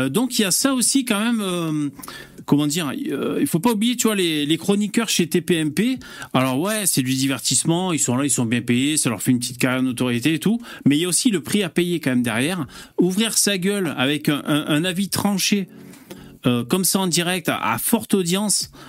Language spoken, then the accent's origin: French; Lille, Hauts-de-France, France; moi, je suis lillois, en fait.